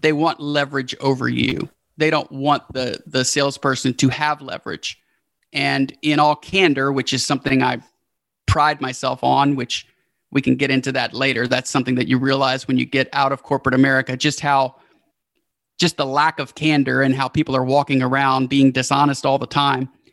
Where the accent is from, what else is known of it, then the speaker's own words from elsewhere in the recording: Houston, Texas, United States; we've been staying in the hometown where we're from, which is Houston.